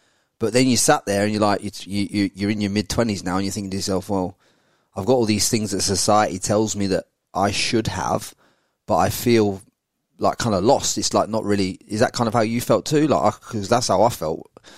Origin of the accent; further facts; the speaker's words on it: England, United Kingdom; moved away as an adult; now in Brisbane, Australia; growing up in England